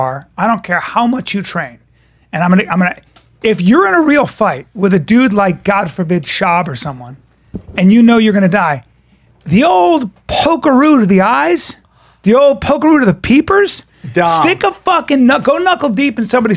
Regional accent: New York, United States; I'm from New York

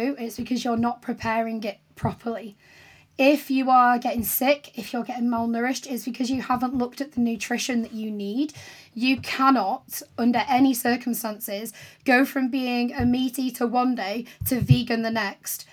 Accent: St Helens, North West England, United Kingdom; moved away; I grew up in St. Helens, which isn't too far from Liverpool. It's kind of between Liverpool and Manchester.

